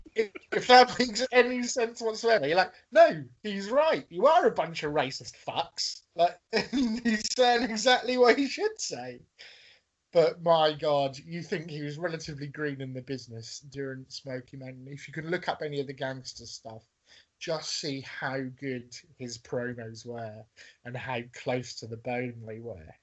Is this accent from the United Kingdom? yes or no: yes; England, United Kingdom; I'm English